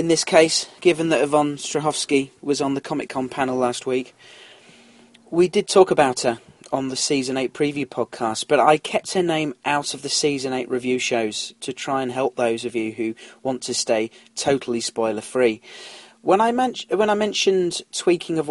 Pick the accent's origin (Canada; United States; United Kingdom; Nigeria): United Kingdom; London; now in North Yorkshire, United Kingdom; Where do I hail from originally? I was born in London